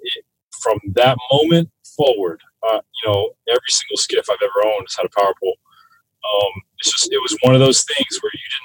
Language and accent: English; South Florida, United States; I grew up in South Florida